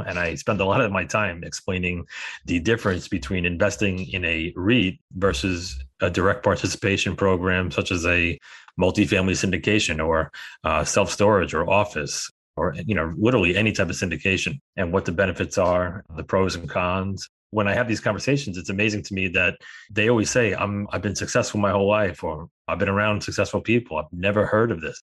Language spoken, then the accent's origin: English; New York, United States; We're both from New York